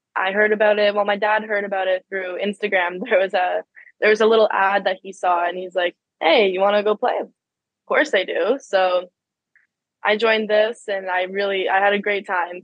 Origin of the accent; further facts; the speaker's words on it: Ottawa, Ontario, Canada; I grew up in Ottawa. I've always lived in Ottawa.